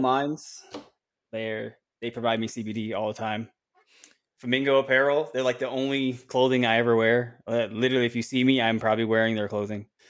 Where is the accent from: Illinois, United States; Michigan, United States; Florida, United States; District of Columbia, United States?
Florida, United States; Orlando; right in my hometown